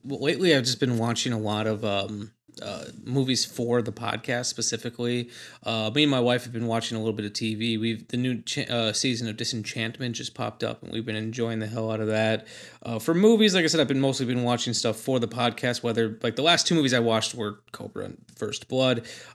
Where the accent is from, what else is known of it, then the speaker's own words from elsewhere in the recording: Milwaukee, Wisconsin, United States; I've not heard of them. I'm from Milwaukee.